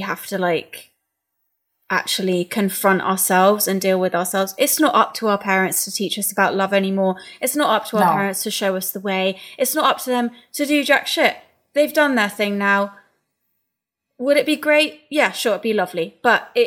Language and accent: English; England, United Kingdom; as an English person